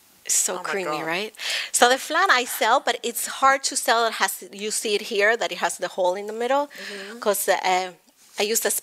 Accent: Argentina; English is a second language; now in United States; In Argentina, we have tea time

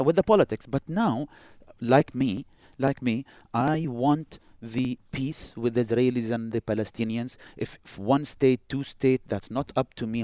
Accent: United Arab Emirates; also born or lived in Boston, United States / Texas, United States; we are next door

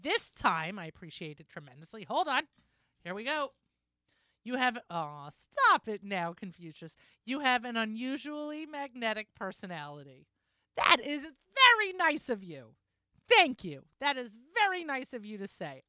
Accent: New York, United States; I'm a New Yorker

